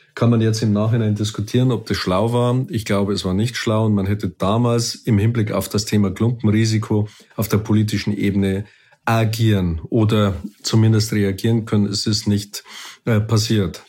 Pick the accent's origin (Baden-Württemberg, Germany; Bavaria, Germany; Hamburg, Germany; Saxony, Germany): Bavaria, Germany; Munich; für mich war als Münchner